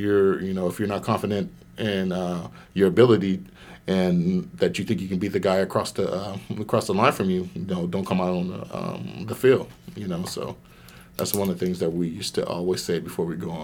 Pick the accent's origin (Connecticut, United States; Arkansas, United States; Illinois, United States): Arkansas, United States; Waldo; born there; I was born in Waldo, Arkansas. The day I was born, I was in the paper because I was the biggest baby born in Arkansas that year.